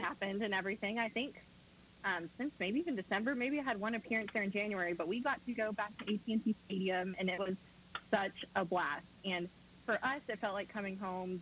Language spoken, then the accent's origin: English; Fort Worth, Texas, United States; I am from Fort Worth, Texas